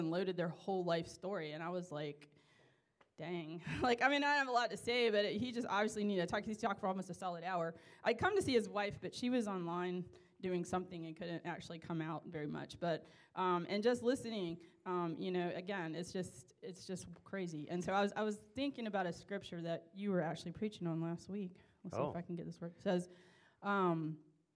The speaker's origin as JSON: {"language": "English", "country": "United States", "said": "being American"}